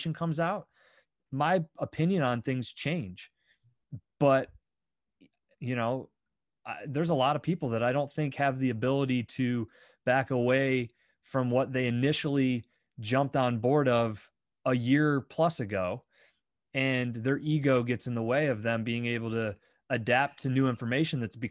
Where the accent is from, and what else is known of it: United States